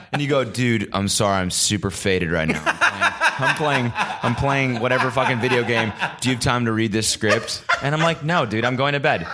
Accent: United States; as an American

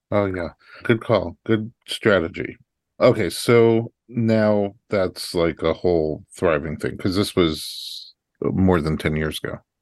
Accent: Staten Island, New York, United States; I was right over the bridge in Staten Island

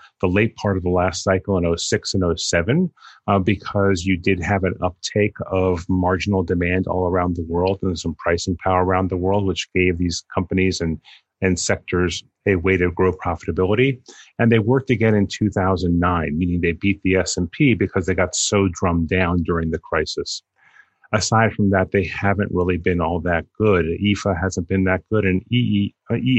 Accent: New York City, New York, United States; living and growing up in New York in the 60s and 70s

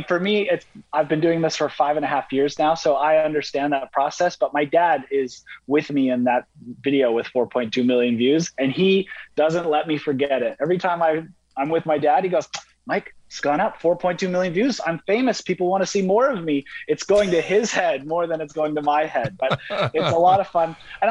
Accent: Vancouver, British Columbia, Canada; I'm a YouTuber, born and raised in Vancouver.

